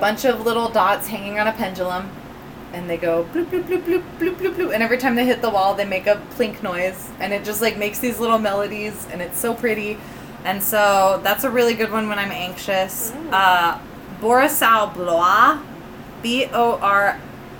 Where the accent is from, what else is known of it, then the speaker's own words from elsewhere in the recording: Quincy, Illinois, United States; my hometown, Quincy, Illinois